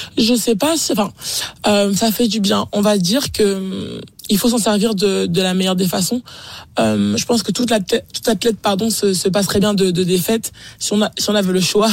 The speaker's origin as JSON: {"language": "French", "country": "France", "said": "en tant que Français"}